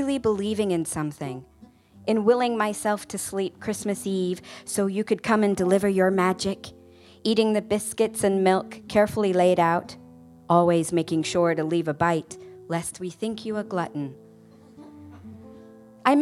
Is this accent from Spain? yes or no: no; United Kingdom; moved away; we're British.